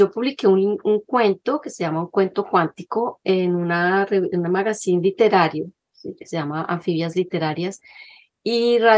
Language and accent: Spanish; Bogotá, Colombia; first language Spanish; moved away as an adult; also born or lived in Manizales, Colombia / Caribbean coast, Colombia / Washington, United States; now in United States; yo soy de Manizales, en Colombia, en las, en las montañas, luego crecí en Bogotá y pues me hice bióloga marina y me fui a vivir a la costa caribe